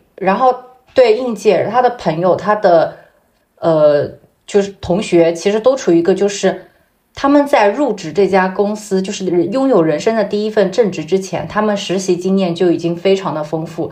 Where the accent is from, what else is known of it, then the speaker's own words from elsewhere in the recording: Zhejiang, China; moved away as an adult; also born or lived in Shanghai; 我在工作以前也没有出过浙江